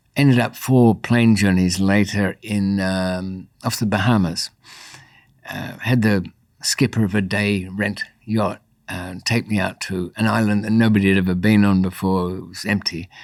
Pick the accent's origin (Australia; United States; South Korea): Australia; born or raised there; also born or lived in Bayswater, London, United Kingdom